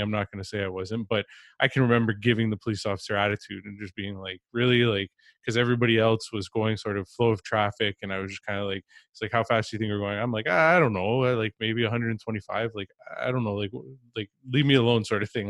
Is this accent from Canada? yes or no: yes; Ontario, Canada; I grew up in Ontario